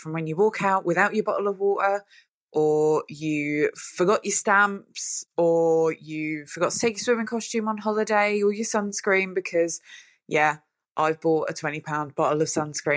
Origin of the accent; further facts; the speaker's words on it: England, United Kingdom; I'm from England